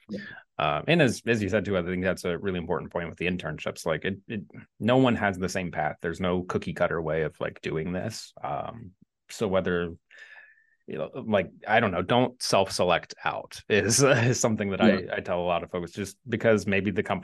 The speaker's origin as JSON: {"language": "English", "region": "Midwest", "country": "United States", "said": "I'm from the Midwest"}